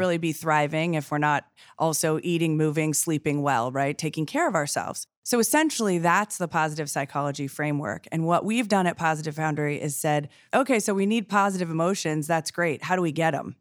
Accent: Columbus, Ohio, United States; born and raised in Columbus

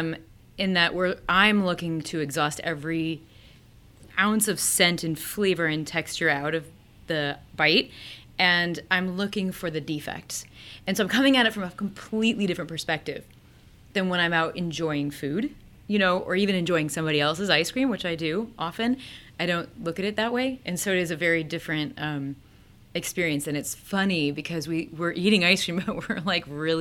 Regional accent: Peoria, Illinois, United States; now in Ohio, United States; I grew up in Peoria, Illinois, which is right in the middle of Illinois

